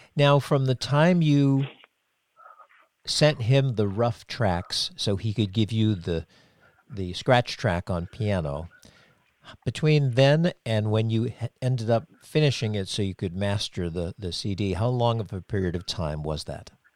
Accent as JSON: {"language": "English", "area": "Cape Cod", "region": "Massachusetts", "country": "United States", "tie": "born or raised there", "moved": "as an adult", "said": "I grew up on Cape Cod"}